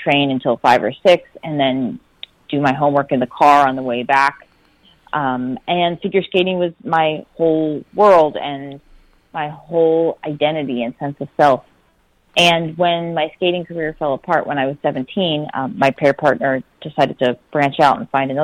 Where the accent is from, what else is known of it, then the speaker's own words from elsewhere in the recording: Pennsylvania, United States; I grew up in Pennsylvania